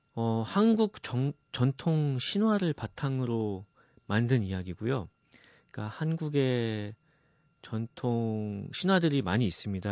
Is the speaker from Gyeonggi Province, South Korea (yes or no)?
yes; Goyang, Gyeonggi Province, South Korea; 제가 일산에서 고등학교를 다녔는데요